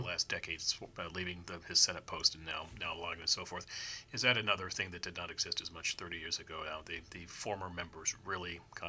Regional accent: Arlington, Virginia, United States; moved away as an adult; also born or lived in Washington, D.C.; now in California, United States; I was born here in Washington, D.C. I grew up across the river in Arlington and Alexandria. As I try to explain to people, since I moved to California about 20 years ago

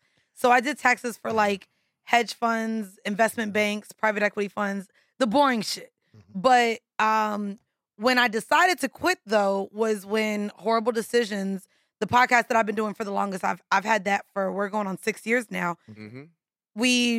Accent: Orlando, Florida, United States; also born or lived in Atlanta / Miami; now in New York, United States; So I moved here from Miami. Before now, Miami was Atlanta, before Atlanta, Orlando.

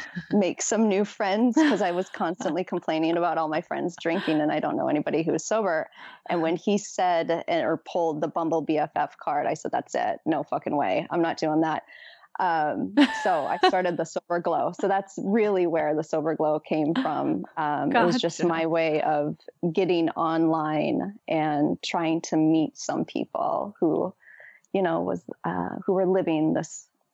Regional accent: Midwest, United States; also born or lived in New York; now in Los Angeles, United States; I recently moved to LA, as we just said, from New York. So I was out there for about 20 years and I grew up in the Midwest.

